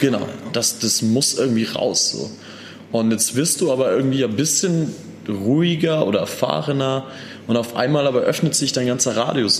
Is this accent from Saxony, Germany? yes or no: no; Landsberg am Lech, Bavaria, Germany; also born or lived in Austria; now in Munich, Germany; dass wir da aufgewachsen sind im Dorf in Landsberg